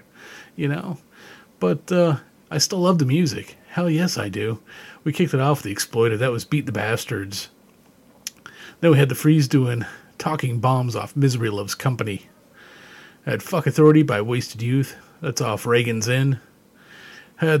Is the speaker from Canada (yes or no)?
yes; Canada; growing up in Canada